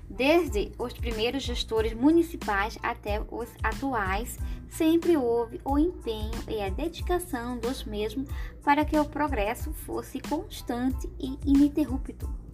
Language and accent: Portuguese; Cuiabá, Mato Grosso, Brazil; now in Lucas do Rio Verde, Brazil; sou natural de Cuiabá, capital do estado do Mato Grosso